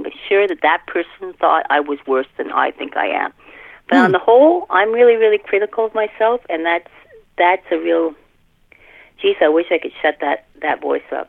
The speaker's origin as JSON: {"language": "English", "country": "Canada", "said": "I'm Canadian, so I watch Canadian TV"}